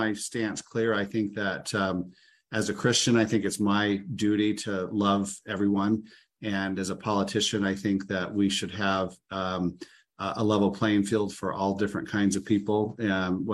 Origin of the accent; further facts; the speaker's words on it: Illinois, United States; I grew up in Illinois